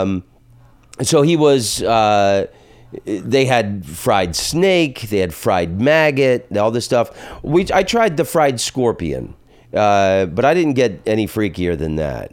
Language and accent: English; the South, United States; I'm from the South